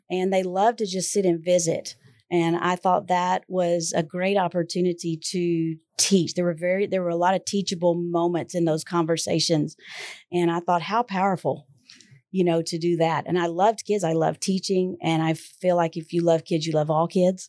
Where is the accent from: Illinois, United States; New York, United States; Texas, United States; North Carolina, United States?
Texas, United States; Houston; moved away as an adult; I was born in Houston